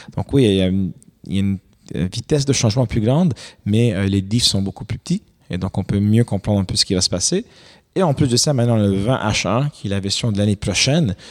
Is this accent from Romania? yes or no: yes; Romania; also born or lived in Quebec, Canada; now in Canada; j'ai grandi en Roumanie